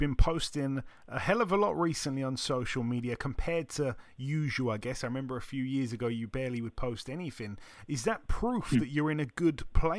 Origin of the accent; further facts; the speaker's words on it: United Kingdom; especially as a Brit, staying up and watching that.